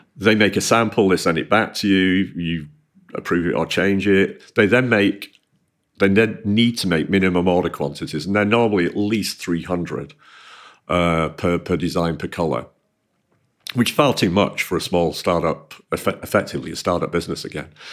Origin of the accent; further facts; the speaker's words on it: Manchester, North West England, United Kingdom; I grew up in Manchester.